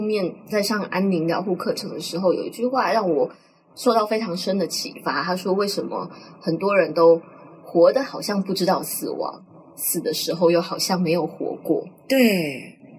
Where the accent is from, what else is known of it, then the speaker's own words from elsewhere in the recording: Tainan, Taiwan; 因为我们就是台南人